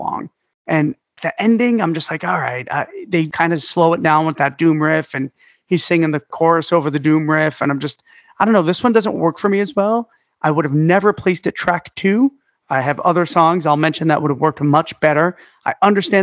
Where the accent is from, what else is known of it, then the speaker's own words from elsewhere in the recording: New York City, New York, United States; moved away; I'm from Staten Island